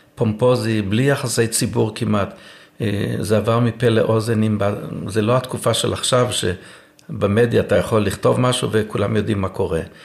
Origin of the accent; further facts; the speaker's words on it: Eilon, Northern District, Israel; נולדתי בקיבוץ אילון, גדלתי כל חיי על מוזיקה